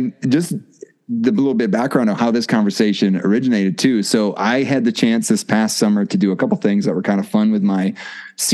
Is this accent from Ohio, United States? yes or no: no; Wisconsin, United States; moved away as an adult; now in Mississippi, United States; I live in Mississippi now, but yes, I'm from Wisconsin